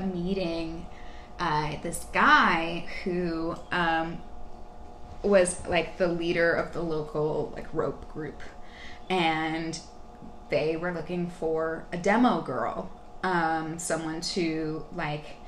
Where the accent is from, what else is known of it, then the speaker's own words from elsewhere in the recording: Texas, United States; also born or lived in California / Midwest; now in Brooklyn, United States; I grew up in Texas. Um, I was born in California, um, but I uh, I moved to back to Texas when I was two